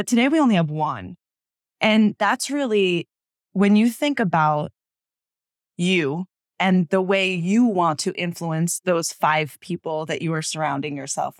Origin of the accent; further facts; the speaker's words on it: United States; accent: American; My accent would change.